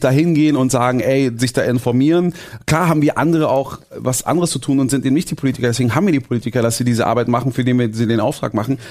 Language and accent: German; Berlin, Germany; als Berliner